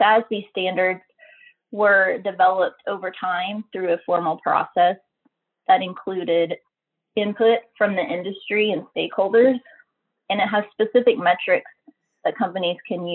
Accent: Oklahoma, United States; I grew up in Oklahoma, where we have a lot of oil and gas in our state.

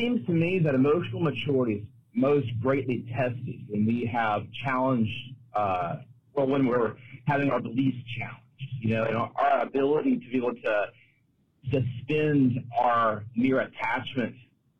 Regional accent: Mobile, Alabama, United States; I'm from Mobile, Alabama

